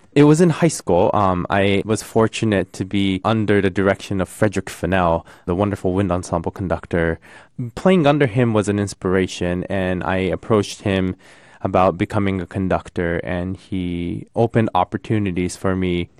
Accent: Tokyo, Japan; moved away; I come from Tokyo, I was born and raised in Tokyo

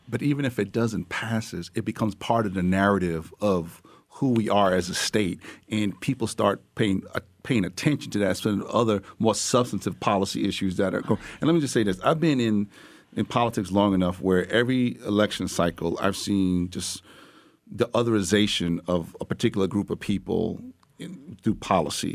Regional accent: New York, United States; as a New Yorker

